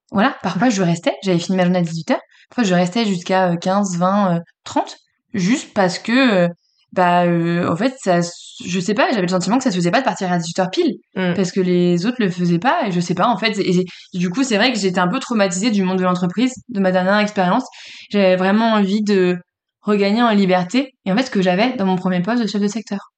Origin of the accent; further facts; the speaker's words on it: Le Mans, Pays de la Loire, France; also born or lived in Paris region; je suis, euh, née en région parisienne et j'ai grandi, au Mans